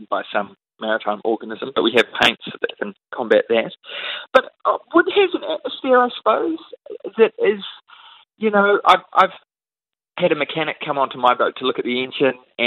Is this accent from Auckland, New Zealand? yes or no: yes; Auckland, New Zealand; born or raised there